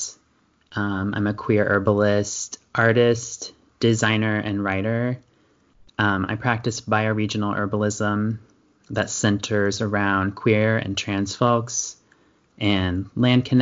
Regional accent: Indiana, United States; now in Pacific Coast, United States; I grew up in Indiana in a conservative small town

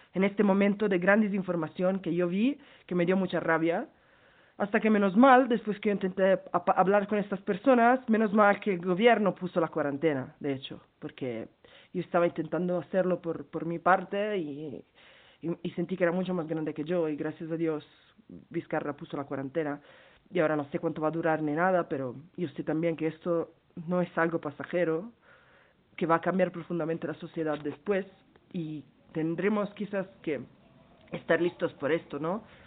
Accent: Milan, Lombardy, Italy; Spanish is a second language; moved away as an adult; now in Peru; yo soy de hecho de Milán, estuve en Italia eh, ahorita, cuando empezó todo

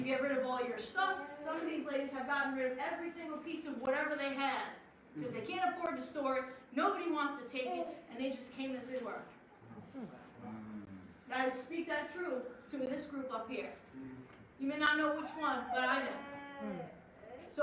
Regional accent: Long Island, New York, United States; I'm from Long Island, New York.

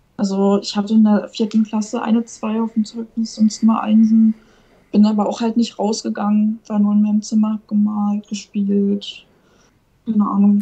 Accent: eastern Germany, Germany; Ich komme halt aus dem Osten

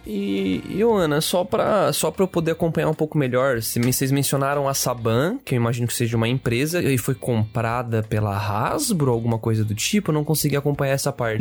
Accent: Brazil; nós, como brasileiros

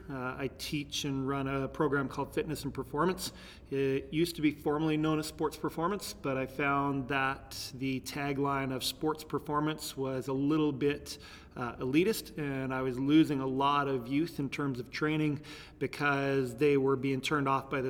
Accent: Terrace, British Columbia, Canada; born there; now in Lethbridge, Canada; I was born in Terrace, BC. Uh, Lethbridge is stop number 14 for places that I've lived. We moved moved quite a bit

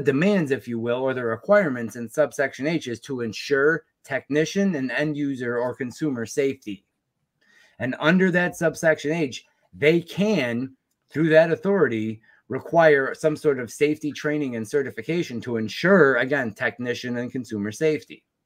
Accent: United States; I was a technician from the United States

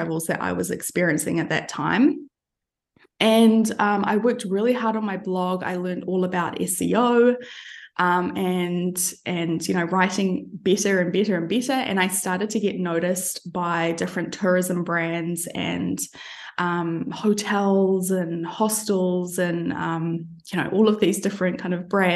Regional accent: New Zealand; moved away as an adult; also born or lived in London; now in Albania; I'm originally from New Zealand, but these days I am based in Albania

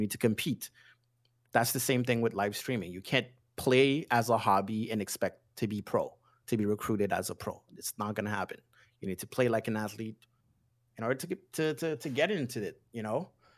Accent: Haiti; I was born and raised in Haiti, so I'm kind of used to the United States, and we're very influenced by the United States.

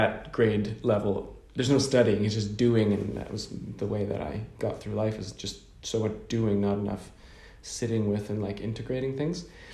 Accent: Canada; first language English; I just grew up speaking English and a bit of French because growing up in Canada

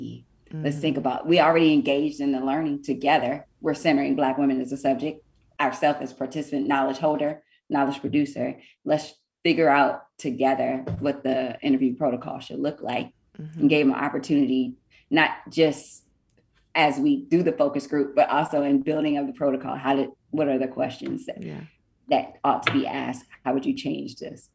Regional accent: Washington, District of Columbia, United States; now in Texas, United States; I'm from the Washington, D.C. area. And so, you know, that is that home that has my heart. Eight or nine generations of my family born and raised there. And I'm the lone one out here in Texas.

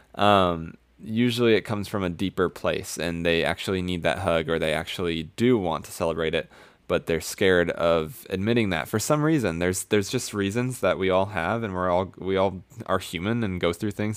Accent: Florida, United States; moved away; also born or lived in Colorado; I'm from Florida

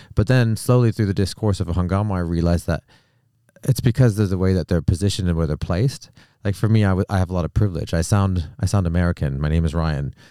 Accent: Canada; moved away as an adult; now in United Kingdom; I'm from Canada

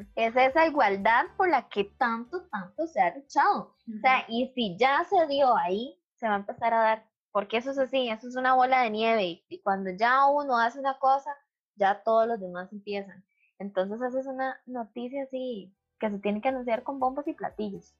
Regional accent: Costa Rica

